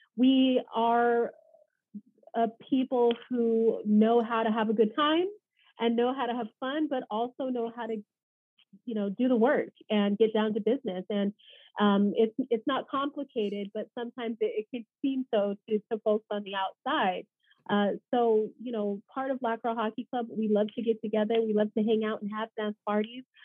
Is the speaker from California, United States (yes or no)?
yes; Los Angeles, California, United States; Los Angeles